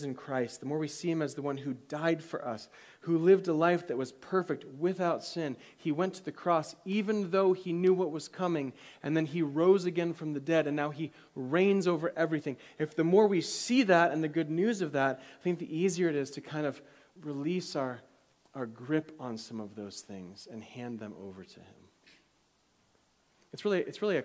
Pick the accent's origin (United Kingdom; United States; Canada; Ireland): United States; as an American